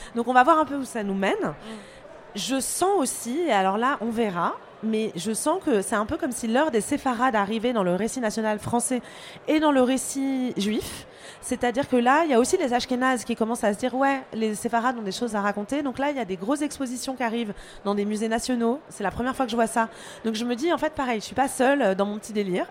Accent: France; je suis française

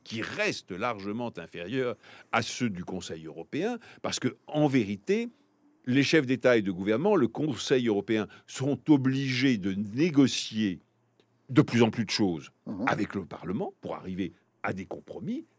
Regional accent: France; je suis français

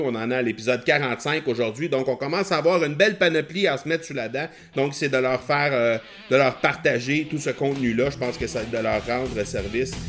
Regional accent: Granby, Quebec, Canada; on va avoir ça chez nous à Granby

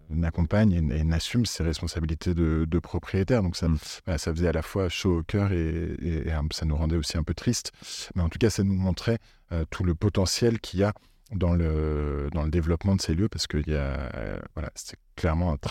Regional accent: Italy; accent: Italian; French is a second language; excusez-moi pour mon accent italien

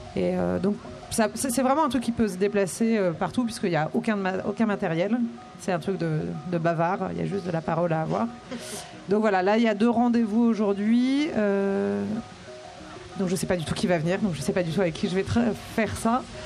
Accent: Brittany, France; moved away; also born or lived in Grenoble; je suis bretonne

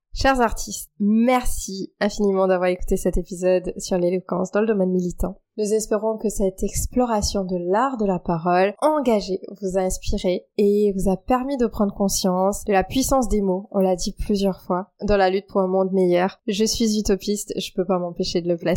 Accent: Mauritius; now in France; quand je suis arrivée en France, parce je suis mauricienne, donc je suis arrivée de l'île Maurice

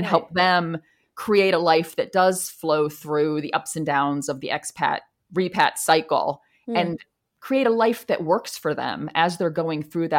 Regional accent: East Coast, United States; now in Chicago, United States; Like I'm not from Chicago. I'm from the East Coast. Culturally, Chicago is very different than where I'm from.

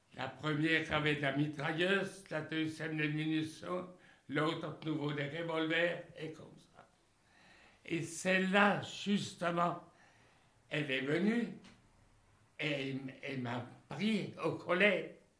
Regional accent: Rosheim, Grand Est, France; je suis, d'Alsace

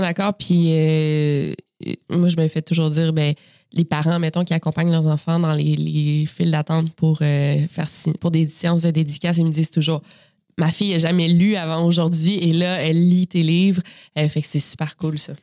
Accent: Quebec City, Quebec, Canada; je suis née à Québec, euh, donc dans la ville de Québec en 1992 et c'est là euh, que j'ai grandi également

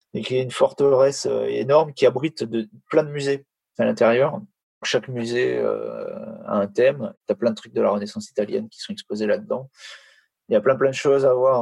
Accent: France; en tant que Français

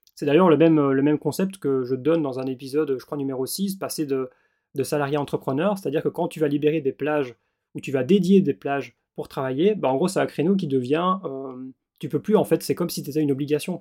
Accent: Belgium; moved away; also born or lived in Australia; je suis belge

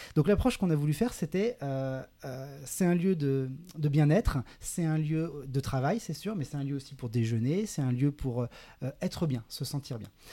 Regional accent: Saint-Nazaire, Pays de la Loire, France; moved away as an adult; also born or lived in Grenoble; now in Biarritz, France; je viens de Saint-Nazaire, voilà, en Loire-Atlantique. J'ai grandi près de l'océan, j'ai grandi à la plage

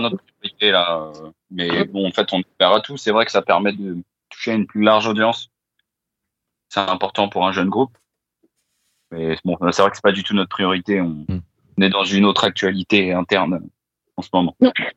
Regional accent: Val d'Oise, Île-de-France, France; nous on est originaire du Val d'Oise

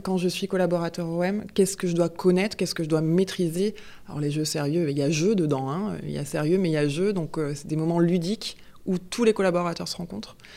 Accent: Marseille, Provence-Alpes-Côte d'Azur, France; moved away; also born or lived in Grenoble area; je suis fille de Marseillais, parents marseillais, grands-parents, arrière-grands-parents. Euh, donc euh, euh, c'est là où j'ai passé toute ma jeunesse

